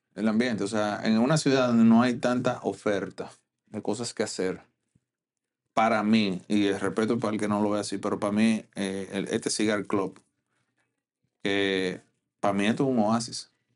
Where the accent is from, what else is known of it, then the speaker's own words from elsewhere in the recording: Dominican Republic; como dominicano